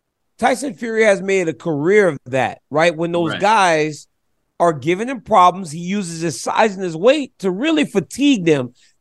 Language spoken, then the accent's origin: English; Lafayette, Louisiana, United States; we grew up in Lafayette, and mom house was a small house on Martha Street. Shotgun house on Martha Street.